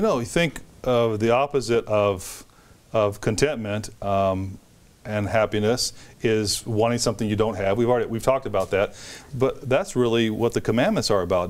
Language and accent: English; United States; as an American